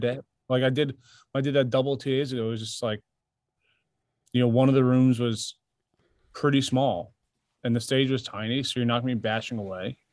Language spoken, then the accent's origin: English; New York, United States; now in Nashville, United States; I'm from New York originally